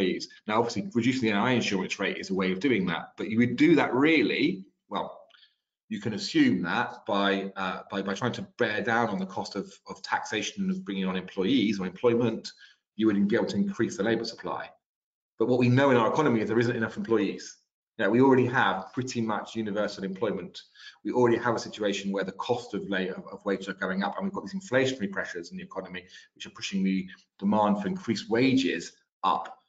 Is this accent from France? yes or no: yes; France; now in United Kingdom; I grew up in France